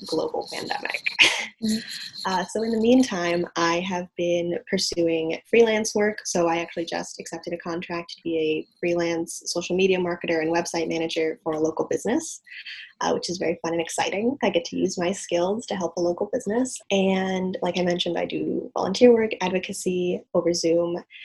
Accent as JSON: {"language": "English", "town": "Evanston", "region": "Illinois", "country": "United States", "tie": "born or raised there", "said": "I grew up in Evanston, Illinois, which is right outside of Chicago."}